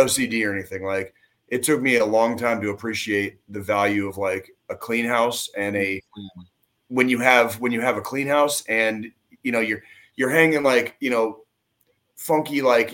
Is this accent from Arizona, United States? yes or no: yes; Tucson, Arizona, United States; now in Kansas City, United States; I grew up where I grew up in Tucson